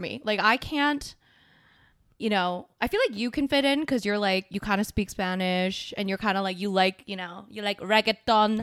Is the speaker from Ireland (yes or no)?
no; South Korea; my home country.